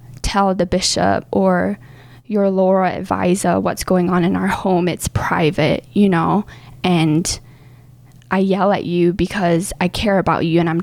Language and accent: English; Singapore; moved away as an adult; I was born and raised in Singapore